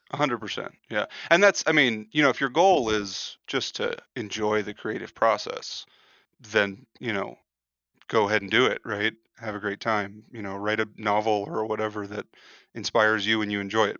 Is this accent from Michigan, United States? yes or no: no; Los Angeles, California, United States; growing up in Los Angeles